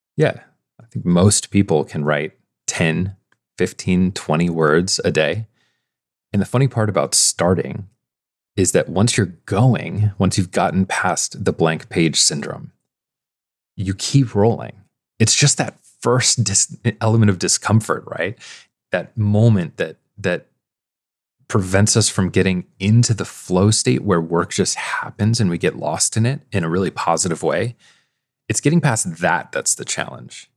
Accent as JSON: {"language": "English", "region": "Midwest", "country": "United States", "said": "I'm from the Midwest"}